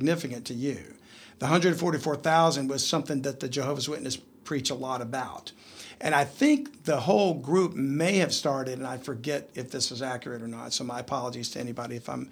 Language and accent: English; Texas, United States; accent: southern; a southern accent like we do here in Texas